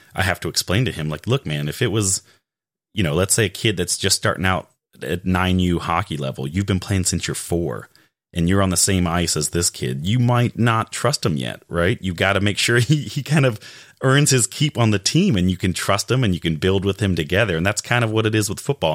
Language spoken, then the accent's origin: English; Raleigh, North Carolina, United States; I'm from Raleigh